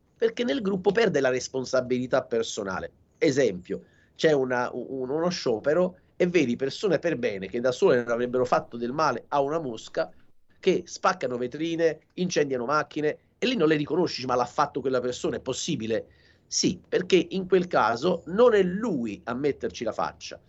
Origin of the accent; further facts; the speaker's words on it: Salerno, Campania, Italy; sono di Salerno, quindi eh, la, la, città di Salerno la vivo benissimo